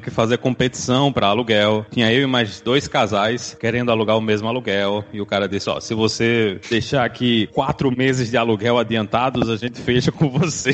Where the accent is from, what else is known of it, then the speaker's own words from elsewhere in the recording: João Pessoa, Paraíba, Brazil; now in Philadelphia, United States; lá de João Pessoa, Paraíba, capital mais linda do Nordeste